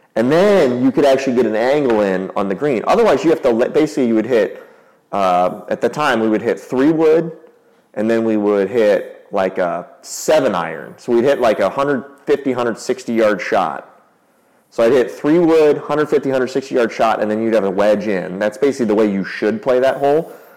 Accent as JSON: {"language": "English", "town": "Carmel", "region": "Indiana", "country": "United States", "tie": "born or raised there", "said": "we grew up here in Carmel, like right next to Brookshire"}